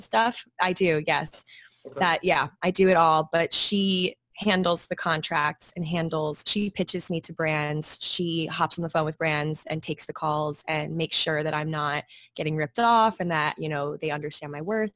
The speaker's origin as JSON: {"language": "English", "region": "Maryland", "country": "United States", "tie": "born or raised there", "moved": "as an adult", "lives_now": "New York, United States", "said": "I grew up in Maryland."}